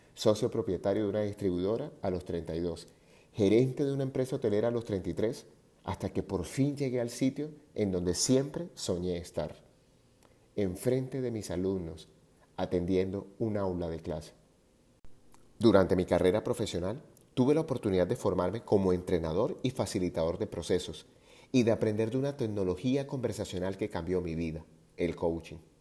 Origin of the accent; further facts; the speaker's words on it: Barranquilla, Atlántico, Colombia; moved away; also born or lived in Medellín; mi ciudad natal Barranquilla